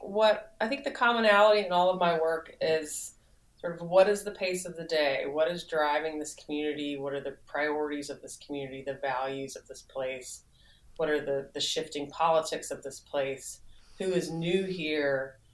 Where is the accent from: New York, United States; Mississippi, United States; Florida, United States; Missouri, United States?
Mississippi, United States; Jackson; also born or lived in Oxford, Mississippi; as a kid growing up in Jackson, admiring the photographers of my home state